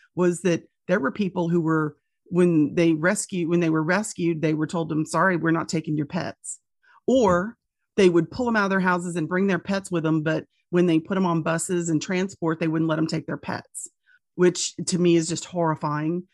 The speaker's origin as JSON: {"language": "English", "region": "Louisiana", "country": "United States", "tie": "born or raised there", "said": "my hometowns and my home state"}